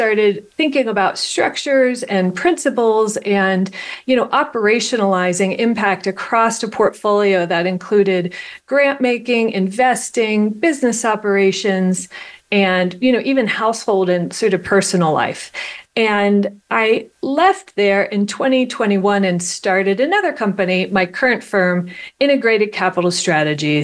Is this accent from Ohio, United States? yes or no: yes; Ohio, United States; I was born in Ohio.